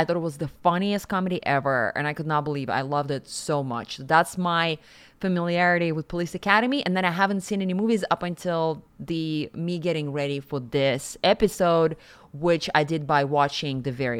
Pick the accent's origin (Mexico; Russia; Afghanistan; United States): Russia; Siberia; moved away; I grew up in Siberia, and I was living in the world of like black and white television sets. It was terrible. But I also grew up in the 40s, 1940s.